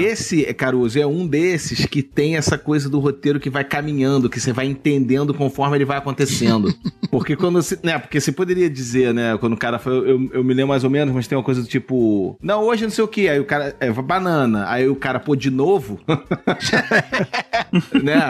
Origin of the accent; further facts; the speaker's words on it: Niterói, Rio de Janeiro, Brazil; eu, enfim, vim de Niterói, minha parada sempre foi de rua, eu sempre fui um cara de rua, de brincar na rua